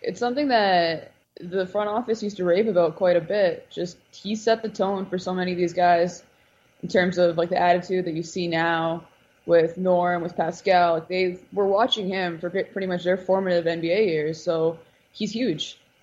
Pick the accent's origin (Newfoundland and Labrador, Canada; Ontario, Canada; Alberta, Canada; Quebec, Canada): Alberta, Canada; Edmonton; growing up in Edmonton